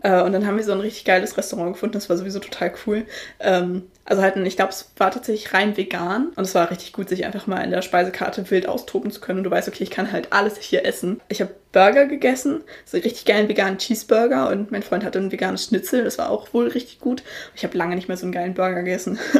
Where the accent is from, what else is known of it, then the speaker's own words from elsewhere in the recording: Northern Germany, Germany; Ich komme halt aus Norddeutschland und ich bin hier auch aufgewachsen und alles